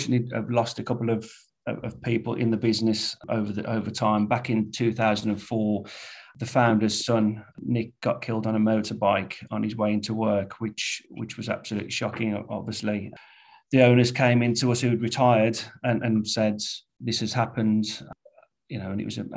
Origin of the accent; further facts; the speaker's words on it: Wednesbury, West Midlands, United Kingdom; Born and bred in Wensbury. Family still live there, still have ties there